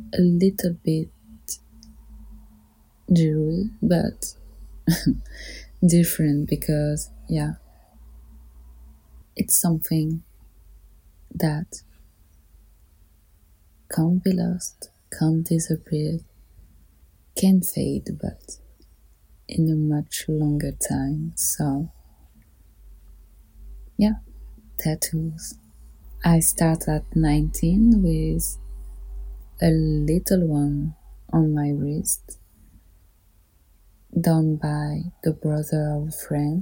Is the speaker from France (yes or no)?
yes; Paris, Île-de-France, France; I grew up in Paris